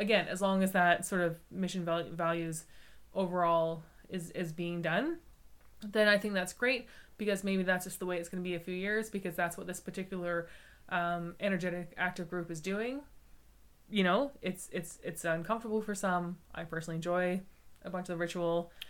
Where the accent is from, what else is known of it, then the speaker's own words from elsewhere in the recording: Canada; I grew up in Canada